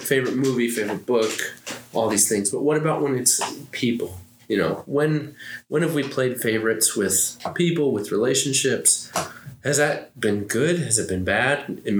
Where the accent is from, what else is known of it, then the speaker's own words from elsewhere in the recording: Minnesota, United States; Because I'm Minnesotan and like Hey, I don't want to step on any toes.